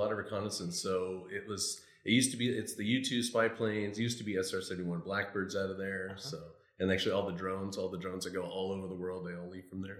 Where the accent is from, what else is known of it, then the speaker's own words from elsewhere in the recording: Mariposa, California, United States; moved away as an adult; also born or lived in Yuba City, California; now in Cabo San Lucas, Mexico; I'm originally from Mariposa. It's close to Yosemite National Park, so mm-hmm. it's still Northern California